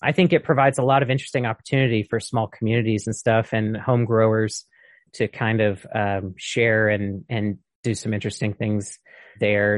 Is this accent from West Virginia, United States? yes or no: no; Mississippi, United States; moved away; I'm originally from Mississippi